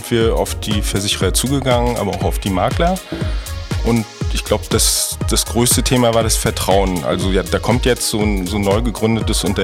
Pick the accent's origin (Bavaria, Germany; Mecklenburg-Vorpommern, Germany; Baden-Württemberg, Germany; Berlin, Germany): Mecklenburg-Vorpommern, Germany; Rostock; Ja, also ich komme komm aus Rostock.